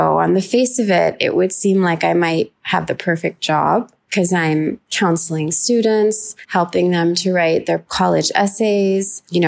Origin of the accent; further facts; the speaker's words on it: New York, United States; also born or lived in Lahore, Pakistan / Austin, Texas / London, England; I am a Pakistani and an American. I am a writer and a teacher, and I have lived all over the place. I grew up in New York, also in Lahore, Pakistan